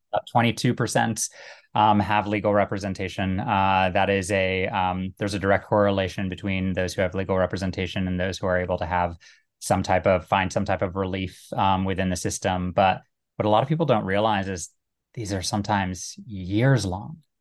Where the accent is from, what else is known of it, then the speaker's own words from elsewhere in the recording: United States; also born or lived in Cincinnati, Ohio / Little Rock, Arkansas / Iraq (family); I was born in Cincinnati, grew up, um, first in Little Rock and then in, uh, the D C suburbs.